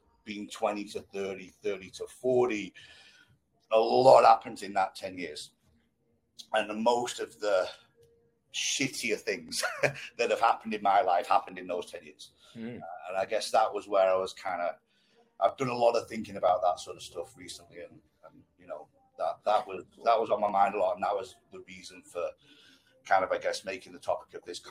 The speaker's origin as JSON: {"language": "English", "town": "Blackpool", "region": "North West England", "country": "United Kingdom", "tie": "born or raised there", "said": "I grew up in Blackpool"}